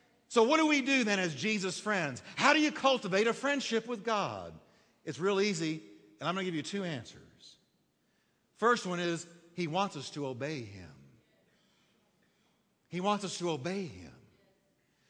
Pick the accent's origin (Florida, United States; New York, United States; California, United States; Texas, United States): Texas, United States; I'm Texan.